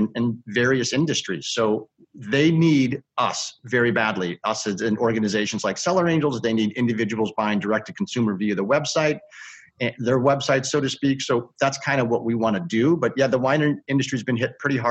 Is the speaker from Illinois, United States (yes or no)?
yes; Chicago, Illinois, United States; I've lived in Chicago all my life